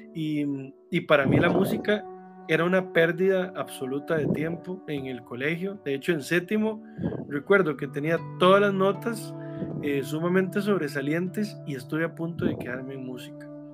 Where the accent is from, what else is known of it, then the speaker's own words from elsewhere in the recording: Grecia, Alajuela, Costa Rica; yo soy de Grecia, en Alajuela, en Sarchí